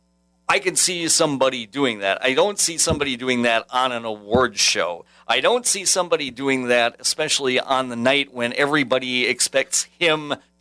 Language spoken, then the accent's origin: English; Crawford County, Wisconsin, United States; I grew up in Crawford County